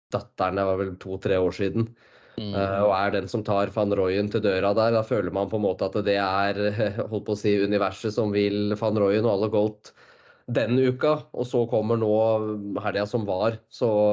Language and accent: Norwegian; Norway; som nordmann